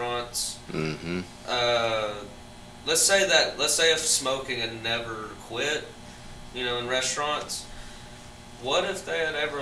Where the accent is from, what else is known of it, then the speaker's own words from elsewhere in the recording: LaFayette, Georgia, United States; we come from Lafayette, Georgia